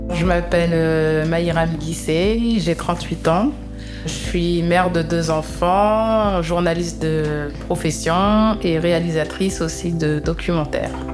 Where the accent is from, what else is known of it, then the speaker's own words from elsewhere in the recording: Canteleu, Normandy, France; On a grandi à Campeu, on était dans un appartement